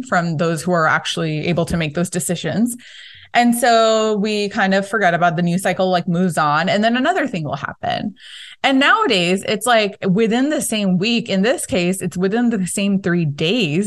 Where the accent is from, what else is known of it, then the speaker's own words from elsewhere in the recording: California, United States; as a Californian